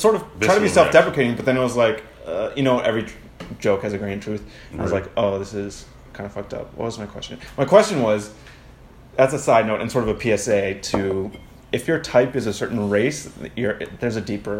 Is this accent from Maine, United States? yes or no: yes; Maine, United States; I grew up in small town Maine forever. Just fields of white people, things.